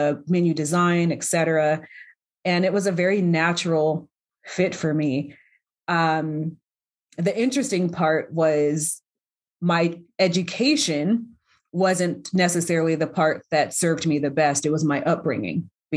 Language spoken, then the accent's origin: English; North Las Vegas, Nevada, United States; I'm born and raised here in Las Vegas. I grew up in an area called Northtown